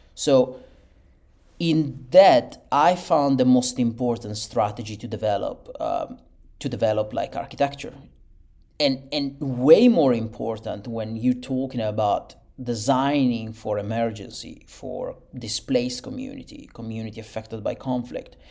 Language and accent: English; Italy; born and raised in Italy and, and bred over there.